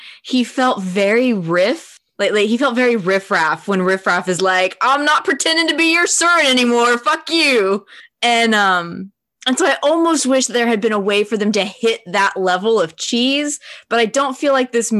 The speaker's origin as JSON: {"language": "English", "country": "United States", "said": "As an American"}